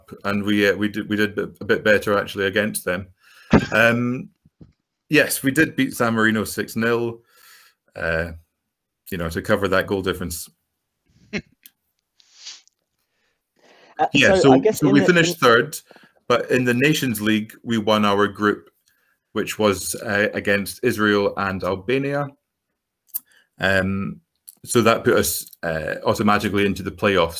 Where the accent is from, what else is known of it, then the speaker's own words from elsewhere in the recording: Edinburgh, Scotland, United Kingdom; I'm from Edinburgh. But growing up, it was always a case of supporting your local team, which for me is Heart of Midlothian